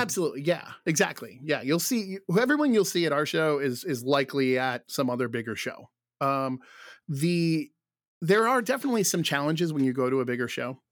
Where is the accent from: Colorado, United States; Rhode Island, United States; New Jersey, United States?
Rhode Island, United States; where I grew up here in Rhode Island